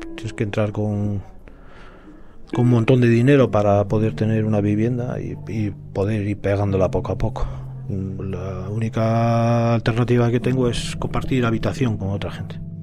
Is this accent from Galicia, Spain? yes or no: yes; A Coruña, Galicia, Spain; soy natural de A Coruña